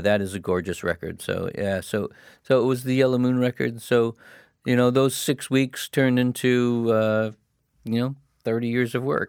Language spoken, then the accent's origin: English; Hamilton, Ontario, Canada; moved away; I came from Hamilton